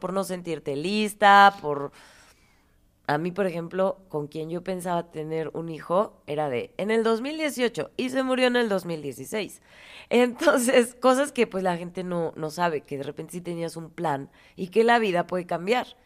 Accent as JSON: {"language": "Spanish", "town": "Morelia", "region": "Michoacán", "country": "Mexico", "tie": "born or raised there", "said": "nací en Morelia"}